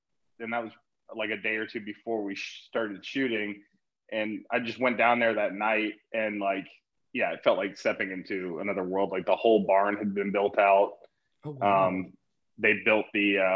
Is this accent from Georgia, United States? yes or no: yes; Atlanta, Georgia, United States; now in Los Angeles, United States; I grew up in Atlanta, Georgia